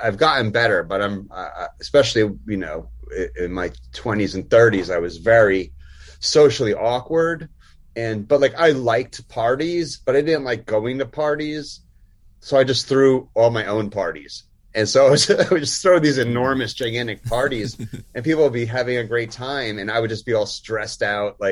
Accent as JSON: {"language": "English", "region": "New Jersey", "country": "United States", "tie": "born or raised there", "also_born_or_lived": "Chico, California", "moved": "as an adult", "said": "I grew up in Jersey"}